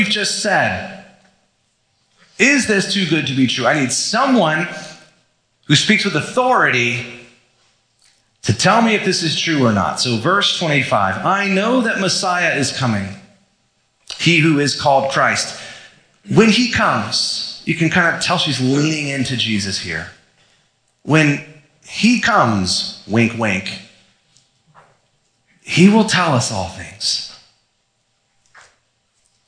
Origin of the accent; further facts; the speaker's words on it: Florida, United States; I was growing up in Florida, we'd go to the beach sometimes